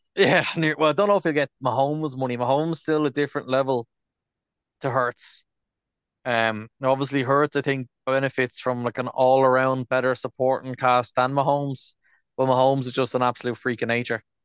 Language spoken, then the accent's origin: English; Dublin, Leinster, Ireland; we're from Dublin now at this stage